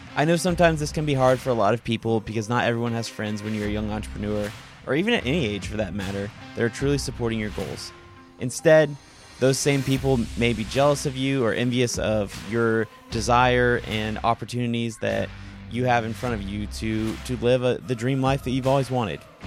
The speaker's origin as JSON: {"language": "English", "region": "North Carolina", "country": "United States", "tie": "born or raised there", "also_born_or_lived": "Auburn, Alabama / Birmingham, Alabama", "moved": "as an adult", "said": "I grew up in North Carolina"}